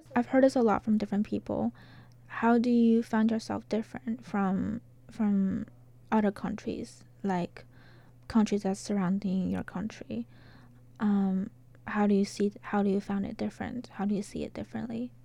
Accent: China; moved away as an adult; now in Arkansas, United States; I'm from China.

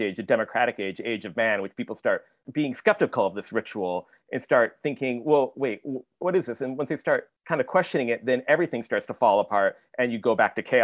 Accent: Michigan, United States; I grew up in Michigan

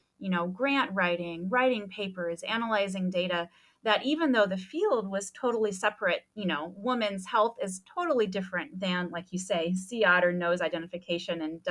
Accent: Des Moines, Iowa, United States; moved away; I grew up in Des Moines, Iowa

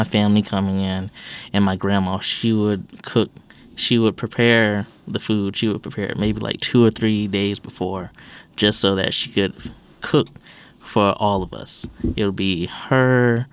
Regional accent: Savannah, Georgia, United States; now in Bethel, United States; I'm from the South. I'm from Savannah, Georgia.

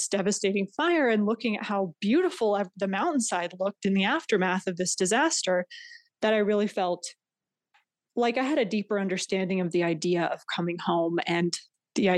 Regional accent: California, United States; moved away as an adult; I had decided that I was going to move back to my hometown

